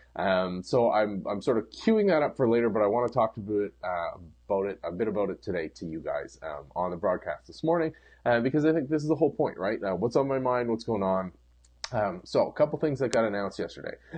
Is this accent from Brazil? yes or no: no; Canada; as a Canadian